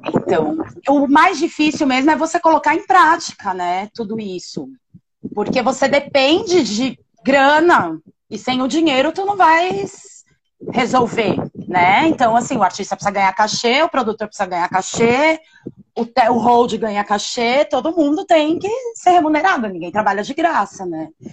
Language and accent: Portuguese; São Paulo, Brazil; moved away as an adult; now in São Luís, Brazil; eu sou de São Paulo. Eu vivo aqui em São Luís há. vão fazer quatro anos